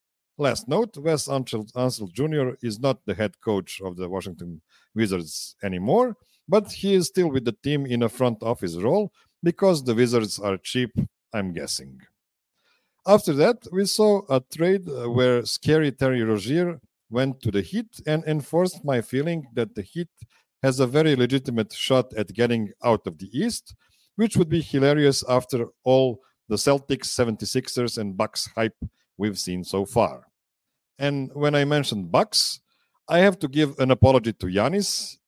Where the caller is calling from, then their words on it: Pančevo, Vojvodina, Serbia; I'm calling from Studio P in Pančevo, Serbia.